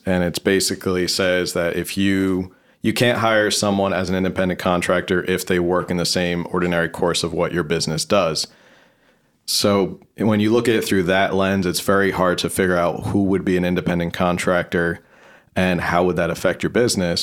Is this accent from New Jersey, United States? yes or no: yes; New Jersey, United States; moved away as an adult; now in San Diego, United States; New Jersey, originally